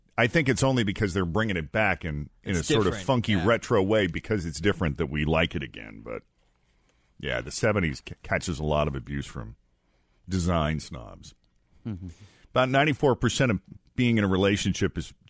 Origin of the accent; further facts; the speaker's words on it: outside of Boston, Massachusetts, United States; now in Cincinnati, United States; the suburb that I grew up in outside of Boston